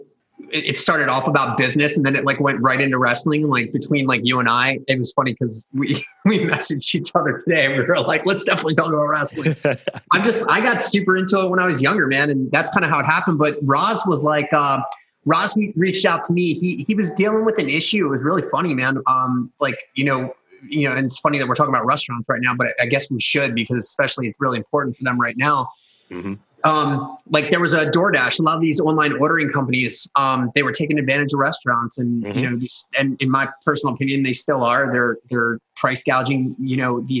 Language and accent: English; Carroll County, Maryland, United States; also born or lived in Baltimore, Maryland / Towson, Maryland; I grew up in Carroll County